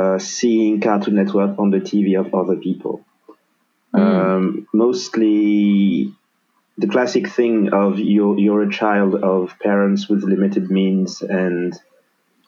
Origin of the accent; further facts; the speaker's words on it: Senegal; moved away as an adult; now in France; born and raised in Senegal